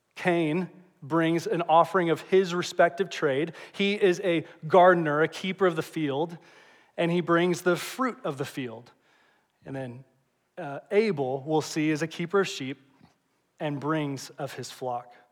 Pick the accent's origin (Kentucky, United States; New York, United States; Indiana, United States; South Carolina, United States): Indiana, United States; Indianapolis; also born or lived in Evansville, Indiana; I grew up here in Indianapolis